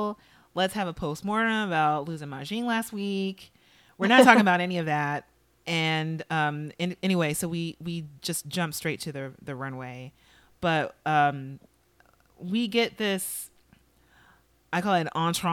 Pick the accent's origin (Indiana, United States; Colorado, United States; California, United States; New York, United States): California, United States; Los Angeles; I grew up in Los Angeles